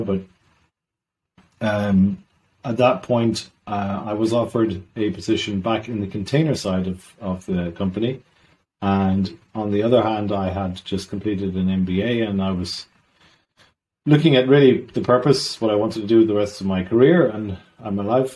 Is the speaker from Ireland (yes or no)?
yes; Ireland; also born or lived in south of Sweden; now in Sweden; I'm Irish originally.